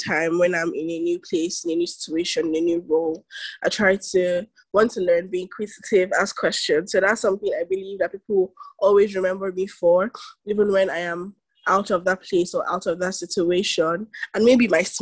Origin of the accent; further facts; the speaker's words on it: Lagos, Nigeria; I'm 20 and I'm from Lagos, Nigeria